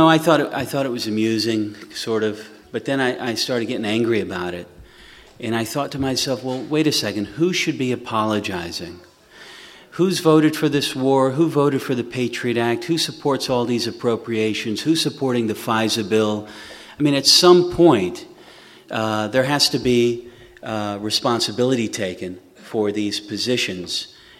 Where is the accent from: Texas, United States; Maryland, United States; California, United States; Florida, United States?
Texas, United States; South; now in San Francisco, United States; I'm from South Texas, so it's a community that I know well.